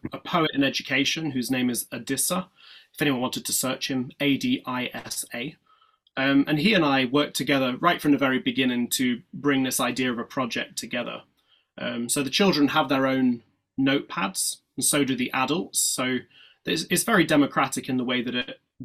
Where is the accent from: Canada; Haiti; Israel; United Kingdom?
United Kingdom; Yorkshire and the Humber; also born or lived in East London; now in London, United Kingdom; I was born in Yorkshire, so in the north of England, and now all of my work is based in East London.